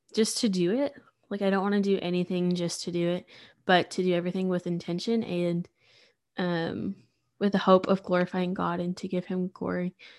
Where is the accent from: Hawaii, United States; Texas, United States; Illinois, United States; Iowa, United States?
Texas, United States; Sulphur Springs; also born or lived in Waco, Texas; I'm from Sulphur Springs, which is super small, um, East Texas